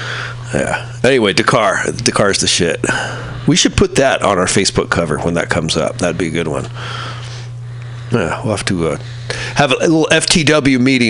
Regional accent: San Francisco, California, United States; Good old Noe Valley, my hometown, my home neighborhood.

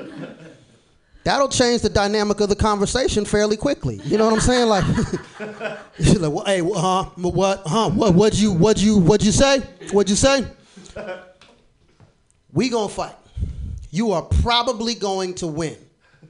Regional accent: Florida, United States; I'm from Florida

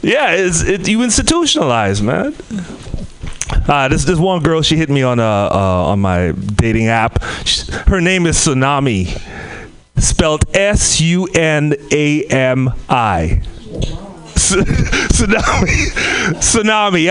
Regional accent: Trinidad & Tobago; moved away; I'm from the Caribbean, Trinidad and Tobago

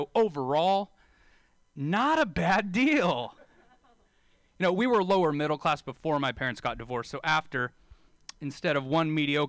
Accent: Bakersfield, California, United States; I'm from Bakersfield

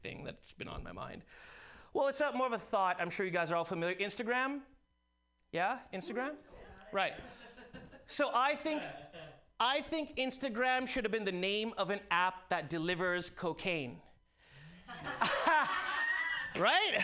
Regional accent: Karachi, Sindh, Pakistan; moved away; I actually did go to high school with him. Yeah, in Karachi

